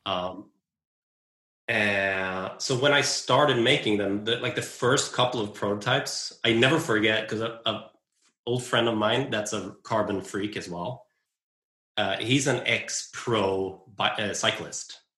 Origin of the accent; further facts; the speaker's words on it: west coast of Sweden, Sweden; on the west coast of Sweden where I grew up and where I live